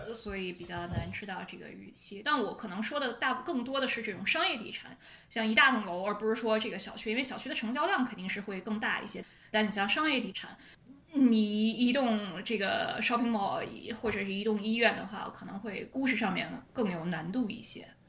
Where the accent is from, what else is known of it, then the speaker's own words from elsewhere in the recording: Beijing, China; accent: Beijing accent; 我有北京腔